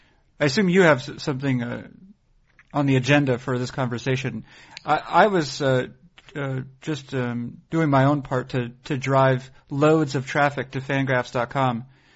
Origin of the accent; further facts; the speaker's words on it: Boston, Massachusetts, United States; I'm from the Boston area